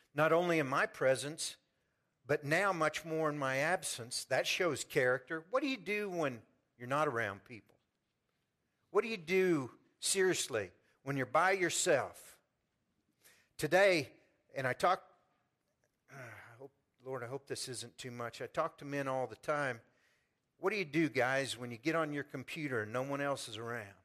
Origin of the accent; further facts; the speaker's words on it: Pleasant Hill, United States; I've chosen to stay in my hometown and worship